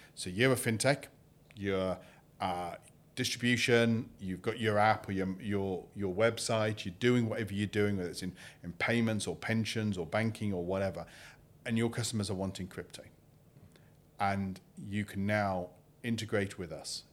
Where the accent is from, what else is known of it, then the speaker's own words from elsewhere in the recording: United Kingdom; I'm British.